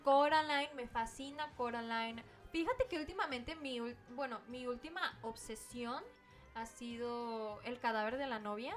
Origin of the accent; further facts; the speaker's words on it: Mexico; esa es una costumbre que nosotros como mexicanos teníamos